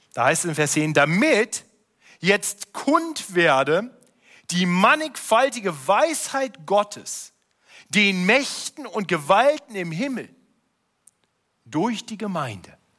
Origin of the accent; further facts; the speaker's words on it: Germany; als Deutsche